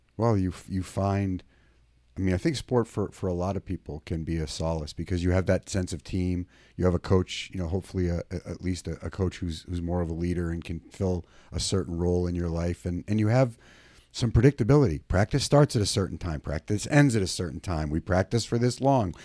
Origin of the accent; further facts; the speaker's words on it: Maine, United States; now in California, United States; I grew up in Maine, and I'm in California.